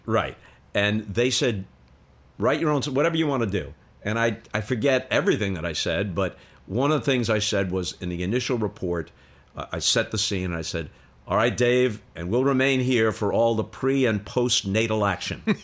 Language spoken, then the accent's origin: English; New York, United States; I grew up in New York